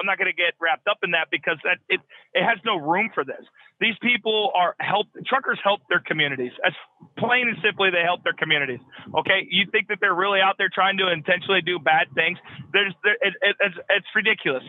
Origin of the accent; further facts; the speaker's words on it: United States; I'm in the lower 48. I'm an American trucker